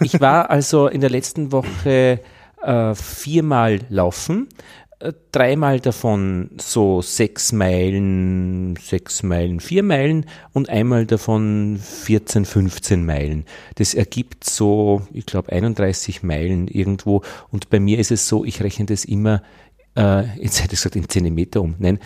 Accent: Upper Austria, Austria; now in Vienna, Austria; ich komme aus Wien, bin in Oberösterreich geboren, am Land

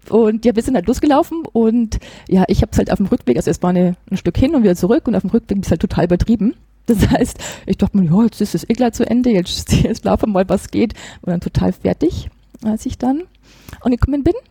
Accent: Regensburg, Bavaria, Germany; Ja, also ich komme hier aus Regensburg.

